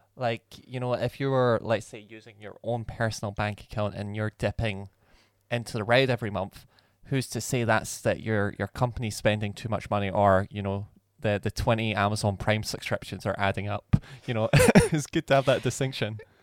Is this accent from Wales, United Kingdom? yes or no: no; Scotland, United Kingdom; we're from Scotland